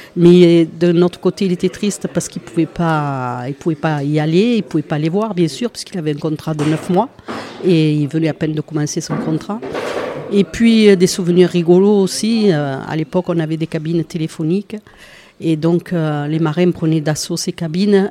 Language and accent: French; Port-de-Bouc, Provence-Alpes-Côte d'Azur, France; moi je suis de Port-de-Bouc